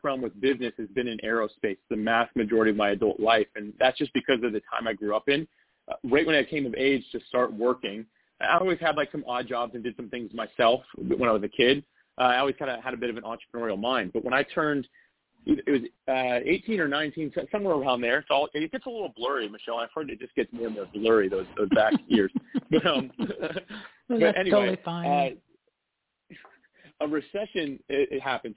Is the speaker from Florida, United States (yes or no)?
yes; North Florida, United States; I grew up in Florida. So I've actually been in North Florida my entire life